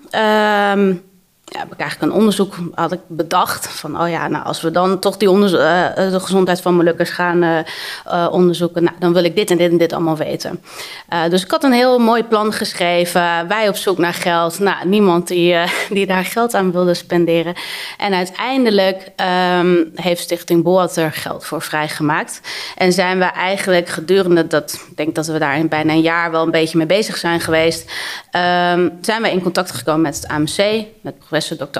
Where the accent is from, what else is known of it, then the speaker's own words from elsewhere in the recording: Hoogezand, Groningen, Netherlands; moved away; also born or lived in Amsterdam; ik ben opgegroeid in Hoge Zand